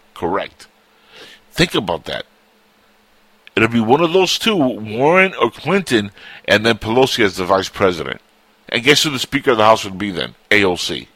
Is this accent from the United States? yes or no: no; Cuba; moved away; I was born in Cuba and I'm Latino